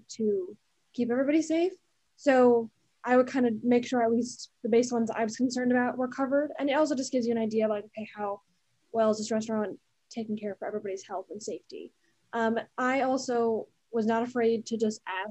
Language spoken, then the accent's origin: English; New Jersey, United States; moved away as an adult; now in Washington, D.C., United States; I'm from New Jersey, and so I've been going to like New York City and Manhattan like my whole life